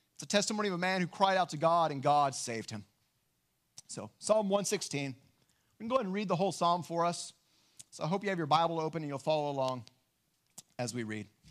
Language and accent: English; West Texas, United States; Growing up in West Texas